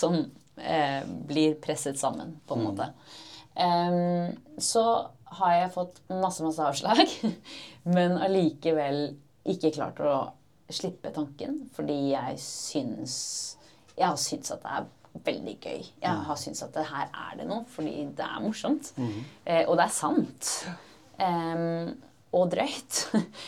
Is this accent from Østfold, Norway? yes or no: no; Oslo, Norway; jeg er født og oppvokst i Oslo